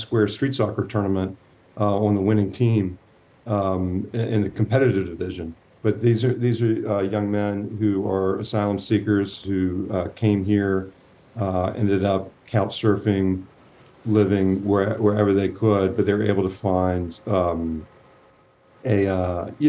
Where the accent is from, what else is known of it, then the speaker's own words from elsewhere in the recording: Virginia, United States; I'm not from the Philly area. I grew up in Virginia.